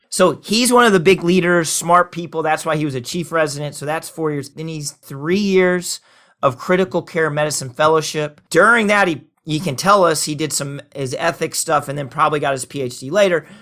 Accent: Oklahoma, United States; moved away; I've lived longer outside of Oklahoma than I've lived inside of Oklahoma, though I'm an Okie

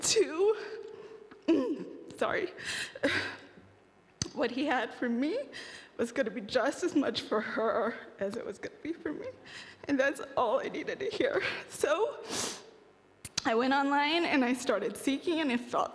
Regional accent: United States; I grew up in a Korean-American immigrant pastor's home

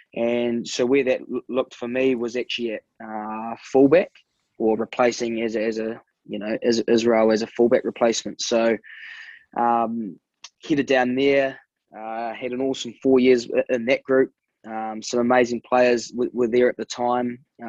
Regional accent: Nelson, New Zealand; also born or lived in Auckland; heading back home, the family's here, born and raised in Nelson.

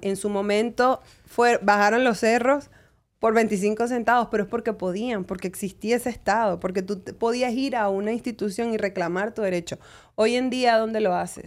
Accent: Caracas, Capital District, Venezuela; moved away as an adult; now in United States; yo me crié en Venezuela

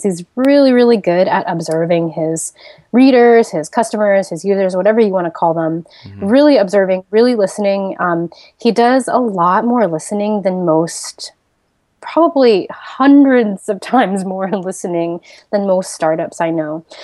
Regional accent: Seattle, Washington, United States; moved away as an adult; also born or lived in Silicon Valley; now in Bali, Indonesia; I grew up in Seattle, Washington, and then I moved to Silicon Valley for college

